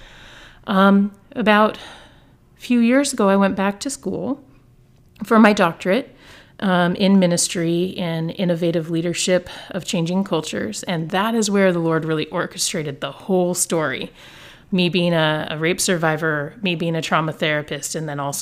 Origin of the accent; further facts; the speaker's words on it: Olympia, Washington, United States; also born or lived in Bellingham, Washington / Salem, Oregon; I was born and raised in the Pacific Northwest, Greater Olympia area